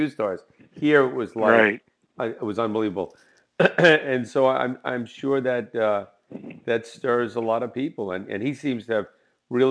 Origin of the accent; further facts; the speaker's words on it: near Jersey City, New Jersey, United States; I was born and raised near Jersey City